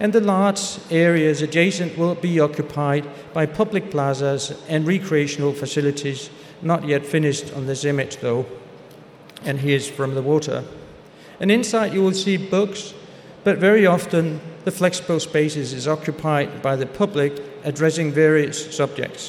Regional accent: Aarhus, Central Denmark Region, Denmark; back to Aarhus, my hometown, where I come from

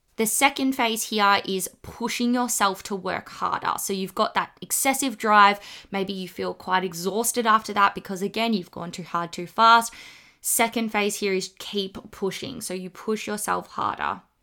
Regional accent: Australia; accent: bogan; the kind of Australian slang

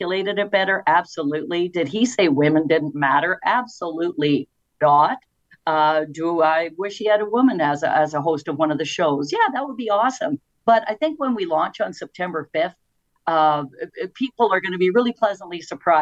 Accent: St. Albert, Alberta, Canada; when I was growing up in St. Albert in the 60s

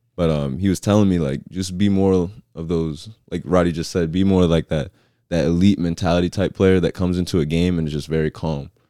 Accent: Southern Maryland, United States; moved away as an adult; now in Chattanooga, United States; I'm from Southern Maryland

